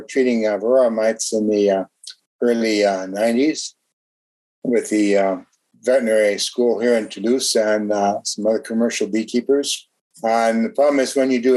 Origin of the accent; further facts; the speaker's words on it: Ypsilanti, Michigan, United States; moved away as an adult; also born or lived in Ohio / Texas / New York / Germany; now in France; I'm originally from the United States, born in Ypsilanti, Michigan, lived in Ohio